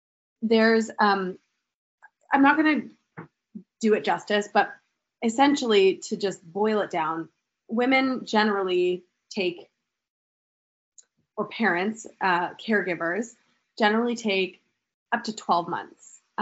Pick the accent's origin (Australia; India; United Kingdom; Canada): Canada; accent: Canadian; now in United States; I don't know if anyone can pick up on my Canadian accent. I may have said a couple times.